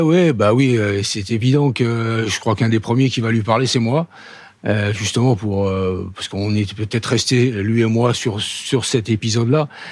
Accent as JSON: {"language": "French", "town": "Paris", "region": "Île-de-France", "country": "France", "tie": "born or raised there", "said": "je suis parisien, euh, je suis né à Paris."}